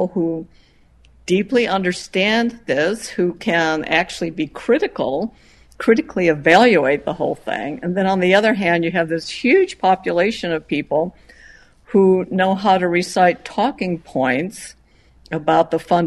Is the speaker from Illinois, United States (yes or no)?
yes; Chicago, Illinois, United States; moved away as an adult; also born or lived in Madison, Wisconsin / Purdue, Indiana / Penn State, Pennsylvania / Boulder, Colorado; I grew up in Illinois, Chicago. I'm a Chicagoan